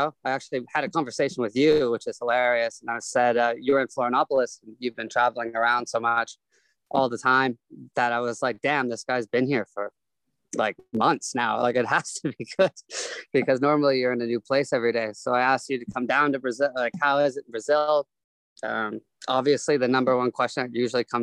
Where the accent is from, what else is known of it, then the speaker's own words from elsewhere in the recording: Canada; moved away as an adult; also born or lived in Toronto; I'm Canadian, but I have a lot of family living in California